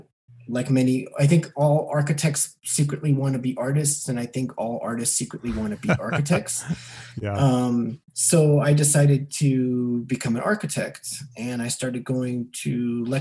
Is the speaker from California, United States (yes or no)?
yes; Los Angeles, California, United States; I grew up in Los Angeles, California